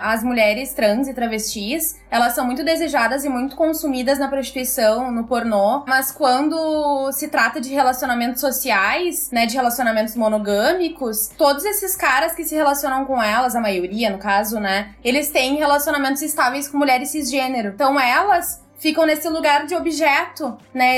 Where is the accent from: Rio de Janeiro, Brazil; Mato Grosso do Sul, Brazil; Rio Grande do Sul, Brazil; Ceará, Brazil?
Rio Grande do Sul, Brazil; Porto Alegre; sou de Porto Alegre